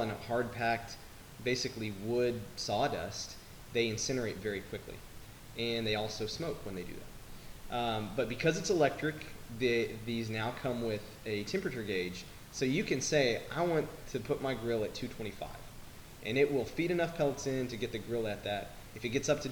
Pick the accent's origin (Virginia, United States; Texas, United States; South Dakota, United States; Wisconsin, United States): Texas, United States; Lubbock; I'm from Lubbock